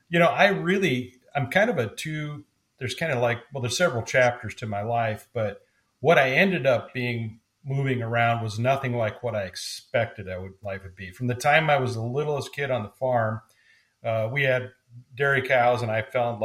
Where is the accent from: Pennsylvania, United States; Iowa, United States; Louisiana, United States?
Iowa, United States; born there; now in St. Louis, United States; But originally, I was born on a farm, on the farm, but born in a farming family in Northeast Iowa.